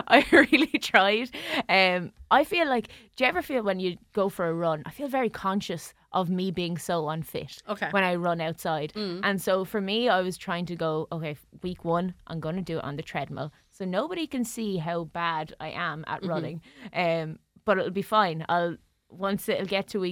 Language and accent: English; Tramore, Munster, Ireland; I'm from Tramore